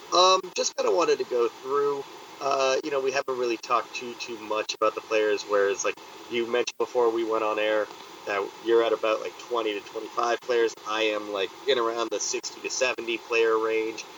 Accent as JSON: {"language": "English", "country": "Canada", "said": "I'm I'm the Canadian"}